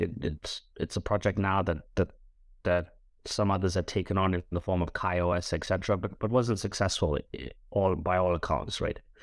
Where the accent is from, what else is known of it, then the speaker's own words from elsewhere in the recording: Durban, KwaZulu-Natal, South Africa; moved away as an adult; now in London, United Kingdom; I'm a boy from Durban on the East Coast of South Africa